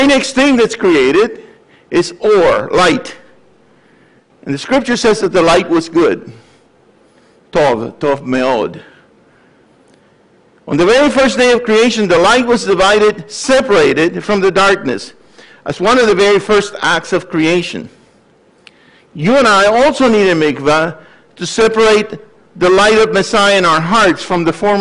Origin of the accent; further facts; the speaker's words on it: Puerto Rico; now in Gainesville, United States; I came from Puerto Rico, studied at the University of Florida, became a faculty member there